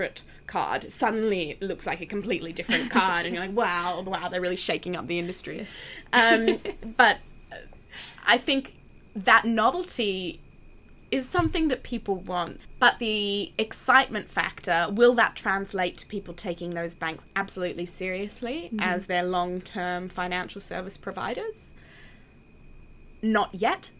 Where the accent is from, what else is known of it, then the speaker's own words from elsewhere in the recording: Australia; I'm from Australia